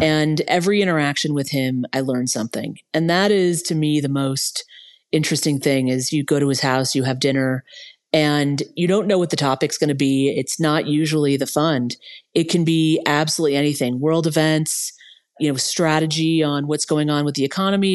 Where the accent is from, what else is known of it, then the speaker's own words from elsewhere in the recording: Los Angeles, California, United States; I grew up in West Los Angeles